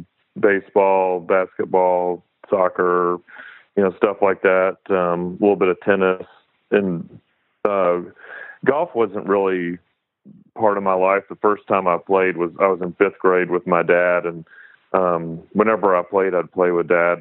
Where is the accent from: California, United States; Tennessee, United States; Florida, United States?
Tennessee, United States; Chattanooga; I grew up in Chattanooga and ended up moving back here almost 10 years ago